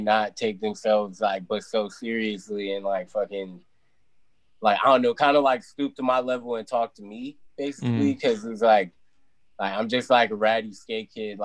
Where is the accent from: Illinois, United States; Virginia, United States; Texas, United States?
Virginia, United States; I'm from Virginia